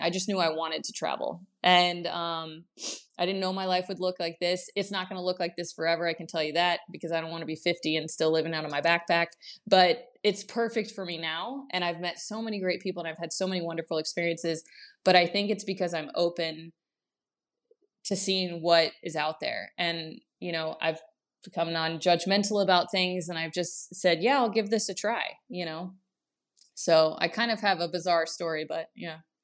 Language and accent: English; Kansas, United States; moved away as an adult; also born or lived in Prague, Czech Republic; even as a kid, I just could not wait to get out of Kansas